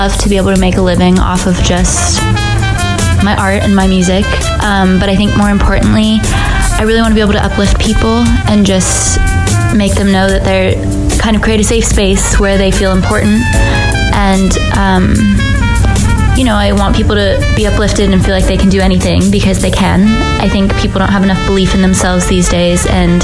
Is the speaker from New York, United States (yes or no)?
no; Salt Lake City, Utah, United States; moved away as an adult; I grew up in Salt Lake City, Utah. I lived there